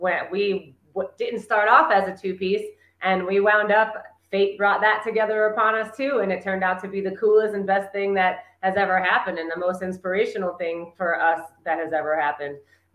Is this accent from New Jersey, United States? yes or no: yes; New Jersey, United States; now in Los Angeles, United States; we live in Los Angeles. We met in Los Angeles, but I'm from New Jersey.